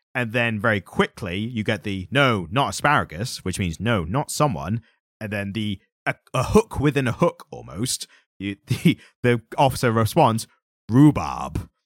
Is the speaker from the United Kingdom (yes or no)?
yes; United Kingdom; As a British person